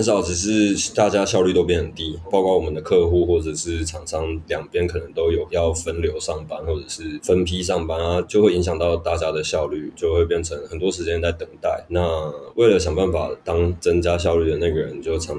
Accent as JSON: {"language": "Chinese", "town": "Kaohsiung", "country": "Taiwan", "also_born_or_lived": "Taipei", "said": "我来自高雄市。"}